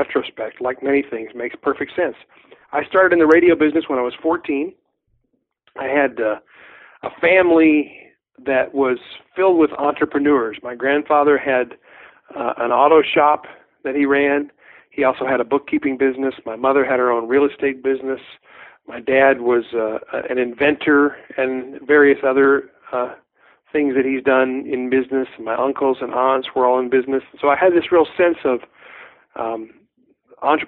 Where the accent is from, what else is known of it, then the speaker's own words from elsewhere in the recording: Southeast, United States; moved away as an adult; also born or lived in Kentucky / Tennessee / Virginia; now in Spokane, United States; I was born and raised in the Southeast, Kentucky, Tennessee, and Virginia